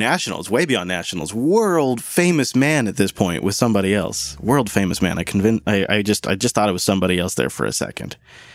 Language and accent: English; Seattle, Washington, United States; my hometown of Seattle